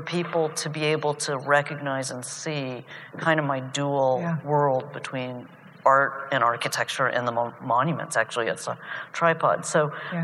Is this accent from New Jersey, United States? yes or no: no; Athens, Ohio, United States; moved away; I grew up probably with my brother, the Chinese family in Athens